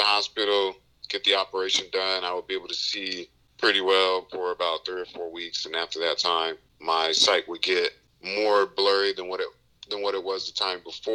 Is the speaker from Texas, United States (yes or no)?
no; Raleigh, North Carolina, United States; I grew up in Raleigh, North Carolina